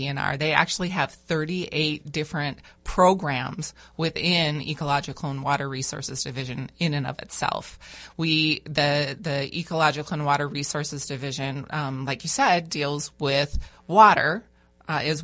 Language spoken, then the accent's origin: English; just south of Fargo, North Dakota, United States; moved away as an adult; also born or lived in Worthington, Minnesota; now in Bemidji, United States; I was born in Worthington, Minnesota, and raised just south of Fargo, North Dakota.